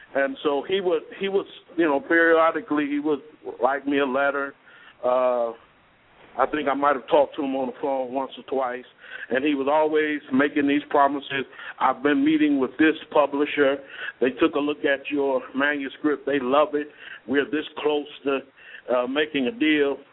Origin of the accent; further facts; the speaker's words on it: Cleveland, Ohio, United States; moved away as an adult; also born or lived in Elyria, Ohio / Beckley, West Virginia; Cleveland, Ohio, my hometown.